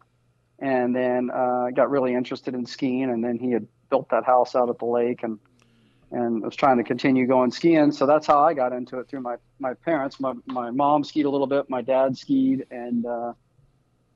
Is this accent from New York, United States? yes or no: no; Virginia, United States; now in Central Florida, United States; I grew up in Virginia